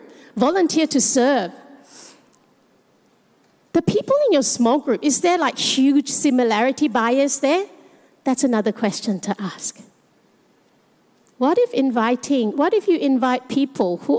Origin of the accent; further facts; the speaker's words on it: Malaysia; now in Australia; I am Chinese Malaysian, and I live in Australia